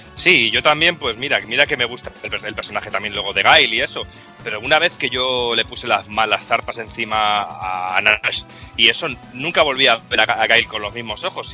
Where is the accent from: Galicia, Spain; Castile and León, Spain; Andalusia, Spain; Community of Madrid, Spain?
Castile and León, Spain; Medina del Campo; mi pueblo, aquí tan en el centro, en Valladolid, en Medina del Campo, que era mi pueblo